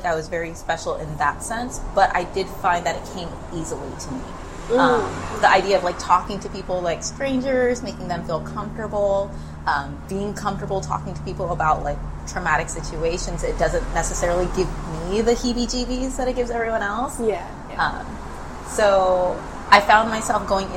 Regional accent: Pearland, Texas, United States; also born or lived in Panama City, Panama; I was born there, but I grew up in Pearland, Texas

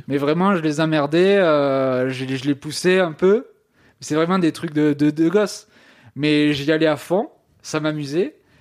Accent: Ariège, Occitania, France; je viens euh, d'Ariège

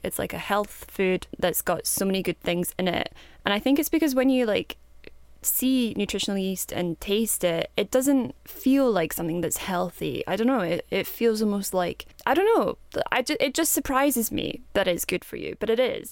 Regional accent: Kinross, Scotland, United Kingdom; I'm from Kinross, which is in Scotland

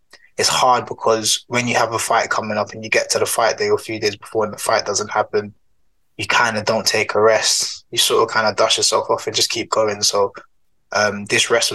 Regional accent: London, United Kingdom; moved away as an adult; now in Nottingham, United Kingdom; Grew up originally from Southeast London, a place you might have heard of called Peckham, as you can tell by my accent

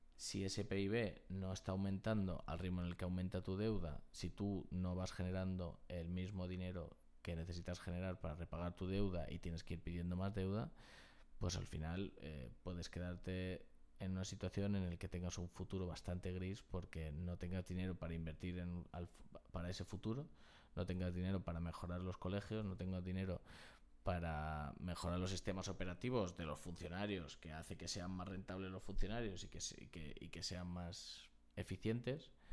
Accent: Spain; los españoles tenemos

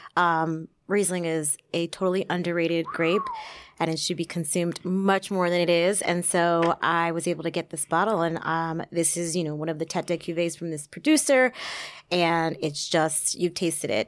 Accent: Somerset, New Jersey, United States; born or raised there

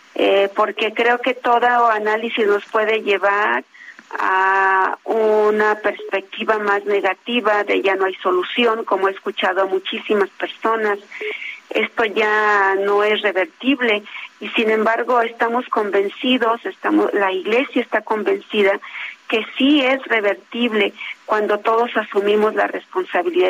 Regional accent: Mexico

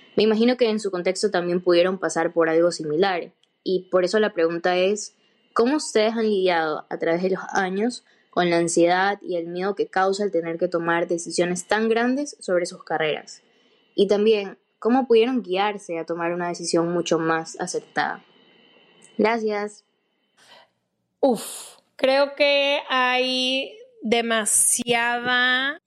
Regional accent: Ecuador; soy de Ecuador

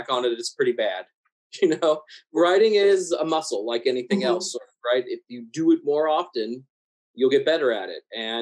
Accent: American South, United States; I grew up in the American South

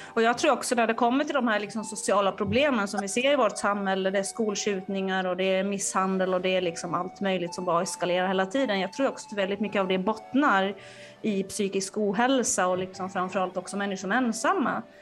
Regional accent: Finland; now in Sweden; jag är från Finland

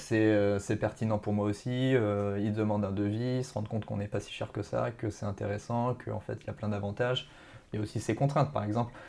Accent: near Marcoussis, Essonne, Île-de-France, France; une, ville à côté de bah, de là où j'ai grandi en fait

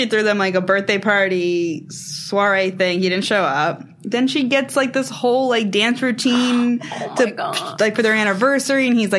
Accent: New Jersey, United States; I'm from Jersey.

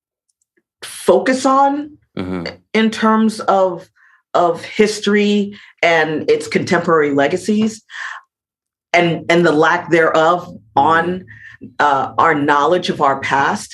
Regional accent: Miami, Florida, United States; moved away as an adult; now in Scotland; growing up in Miami

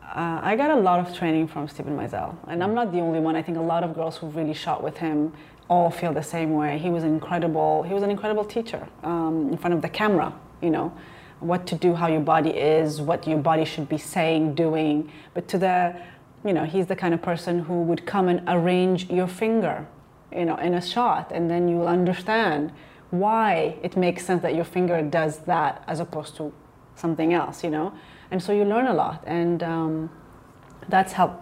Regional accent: Ethiopia; moved away; also born or lived in Chicago / New York; growing up in Ethiopia and really growing up, you know, seeing poverty all around

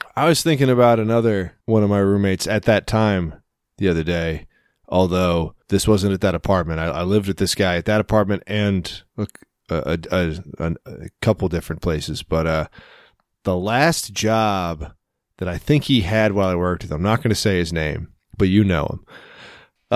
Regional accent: United States; I'm American

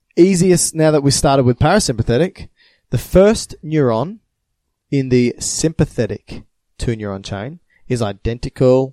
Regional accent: Australia; We're going to say adrenaline and noradrenaline because we're Australian.

